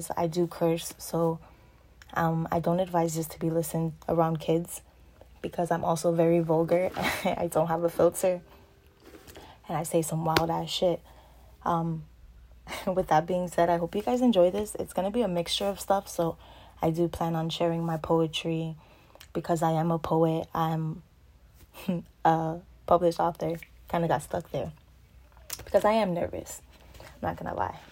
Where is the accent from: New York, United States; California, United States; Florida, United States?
Florida, United States; Orlando; also born or lived in New London, Connecticut; now in Lakeland, United States; I was born in New London, Connecticut, but I was raised in Orlando and I currently now live in Lakeland.